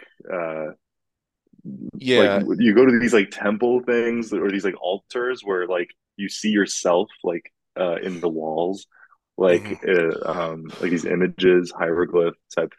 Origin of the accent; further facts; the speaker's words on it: California, United States; I'm from California, I like the sunny warmth